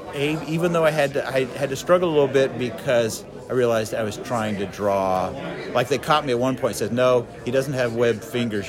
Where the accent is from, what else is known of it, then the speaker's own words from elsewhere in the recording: Nebraska, United States; now in Kansas, United States; I'm originally from Nebraska, but then we've lived in Kansas for about fifty years or so